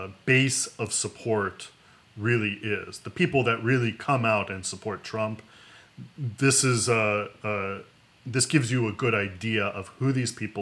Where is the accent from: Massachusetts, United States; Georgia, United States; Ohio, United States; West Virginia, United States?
West Virginia, United States; my home state, a lot of people worked in coal mining